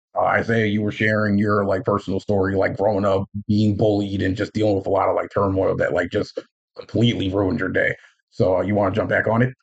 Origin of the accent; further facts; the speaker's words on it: Union, United States; in my hometown in union as like a student aid paraprofessional